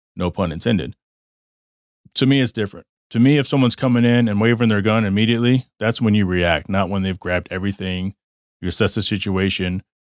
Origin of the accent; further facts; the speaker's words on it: Texas, United States; moved away as an adult; also born or lived in Michigan; now in Arizona, United States; I grew up in Texas.